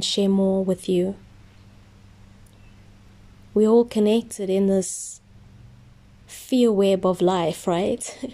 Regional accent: South Africa; also born or lived in Germany; I'm from South Africa

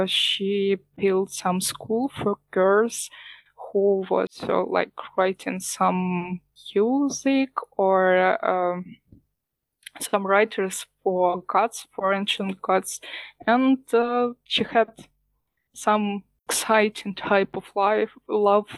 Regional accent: Ukraine; I'm from Ukraine.

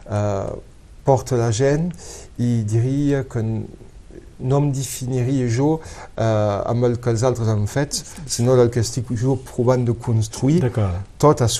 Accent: Codalet, Occitania, France; Per aquí he crescut, he crescut molt a Codalet

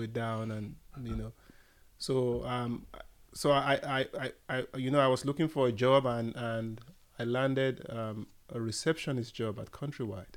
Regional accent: Nigeria; moved away as an adult; I originally, I'm from Nigeria

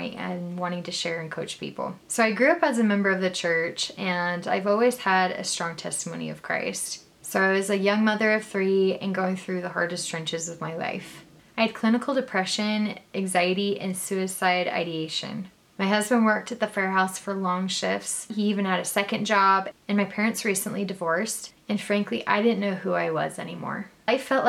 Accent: Arizona, United States; now in Utah, United States; So I was born and raised in Arizona, but I'm currently living in Utah

